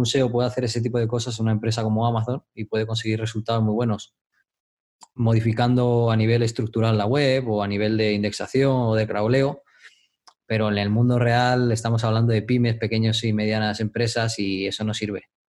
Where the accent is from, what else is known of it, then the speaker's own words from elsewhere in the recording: Madrid, Community of Madrid, Spain; moved away as an adult; also born or lived in Dominican Republic; soy de Madrid, España. Mm, em, viví en el extranjero, en República Dominicana, muchos años.